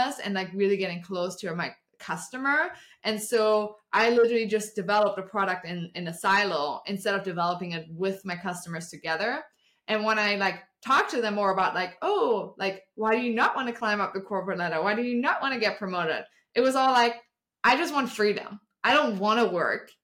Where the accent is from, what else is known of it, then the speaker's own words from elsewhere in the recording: Germany; English is a second language; moved away as an adult; now in Austin, United States; I'm originally from Germany, I moved to the States 7 years ago.